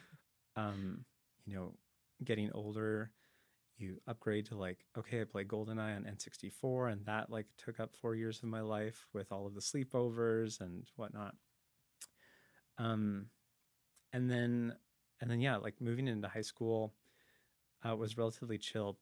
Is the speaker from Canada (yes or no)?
yes; Langley, British Columbia, Canada; also born or lived in Dallas, Texas; now in Vancouver, Canada; Langley, uh, Langley, BC, Fraser Valley. Um, I grew up there when it was still fields